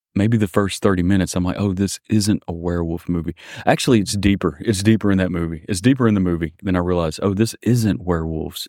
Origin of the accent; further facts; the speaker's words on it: Mississippi, United States; I'm from Mississippi